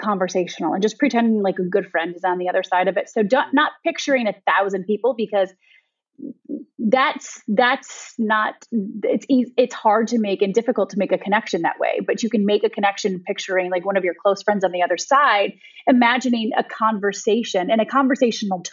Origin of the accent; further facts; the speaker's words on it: Michigan, United States; moved away as an adult; also born or lived in Ohio; now in Westchester County, New York, United States; I was born and raised in Michigan, and then I moved to Ohio for college